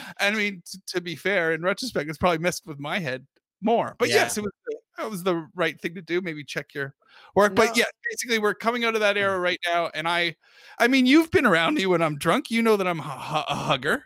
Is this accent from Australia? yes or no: no; United Kingdom; now in United States; ignore my accent, I'm from Britain.